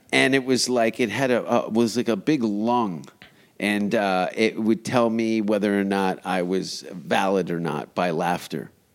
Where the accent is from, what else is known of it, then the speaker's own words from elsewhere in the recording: Canada; I'm Canadian